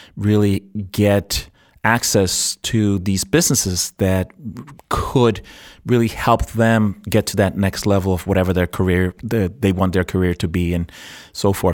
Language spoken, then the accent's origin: English; New York City, New York, United States; moved away; also born or lived in Puerto Rico / Arizona; I was born in Puerto Rico and I, and I grew up in New York City